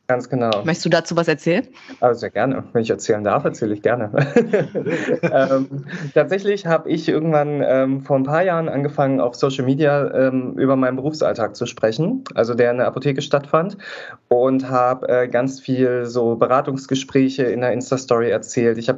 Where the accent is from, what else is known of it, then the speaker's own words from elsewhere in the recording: East Germany, Germany; Ich komme halt auch aus Ostdeutschland. Ähm, das hört man manchmal auch ein bisschen, vor allem heute, wo ich so ein bisschen verschnupft bin, kann man es vielleicht auch ein bisschen hören.